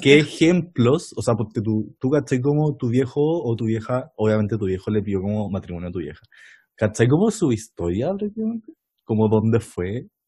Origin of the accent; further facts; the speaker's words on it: Santo Domingo, Valparaíso, Chile; now in Santiago, Chile; Soy de Santo Domingo